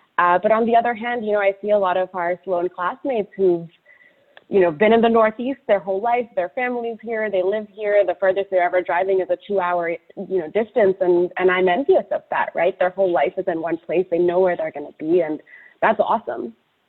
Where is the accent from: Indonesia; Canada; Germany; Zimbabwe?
Indonesia; also born or lived in United Arab Emirates; now in United States; even though I grew up in Indonesia and the UAE, you know, my parents are very good about taking us back every summer to spend time with extended family in Calcutta.